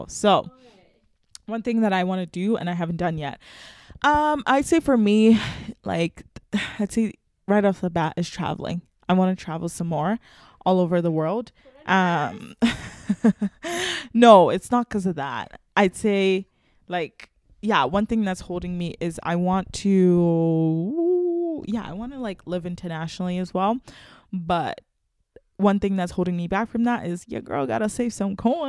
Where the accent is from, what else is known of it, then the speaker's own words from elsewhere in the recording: Nigeria; Like, I know I'm Nigerian and all, but like, I feel like sometimes I'm like, I don't belong anywhere